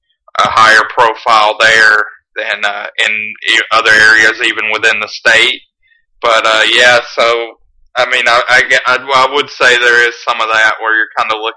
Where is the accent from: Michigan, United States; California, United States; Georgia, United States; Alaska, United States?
Georgia, United States; growing up in Georgia